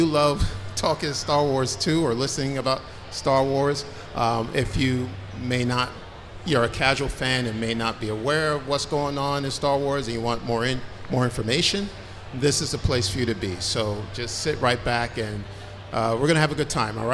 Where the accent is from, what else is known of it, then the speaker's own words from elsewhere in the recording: Philadelphia, Pennsylvania, United States; We are from Philadelphia, Pennsylvania